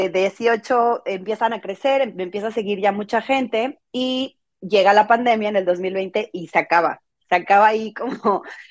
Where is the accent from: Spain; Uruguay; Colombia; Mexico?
Mexico; moved away; porque yo siempre he vivido fuera de, México, yo soy mexicana, toda mi familia está en México.